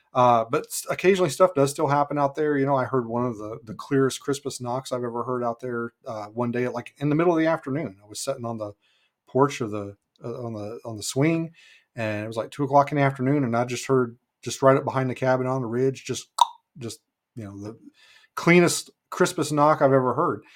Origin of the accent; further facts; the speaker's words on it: Muhlenberg County, western Kentucky, United States; moved away as an adult; now in Alaska, United States; I was born in Kentucky, uh, raised down there in, in Kentucky, in, uh, western Kentucky, in a place called Muhlenberg County